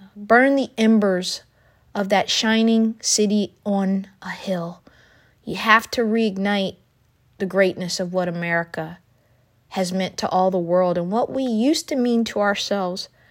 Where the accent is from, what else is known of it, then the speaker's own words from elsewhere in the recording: United States; as an American